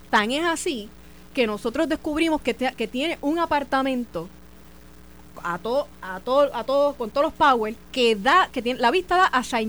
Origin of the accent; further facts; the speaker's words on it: Carolina, Puerto Rico; mi pueblo de Calorina